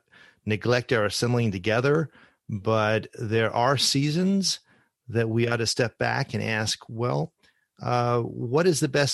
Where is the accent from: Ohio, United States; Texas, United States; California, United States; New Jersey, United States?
Ohio, United States; one church that I have some experience with growing up in Ohio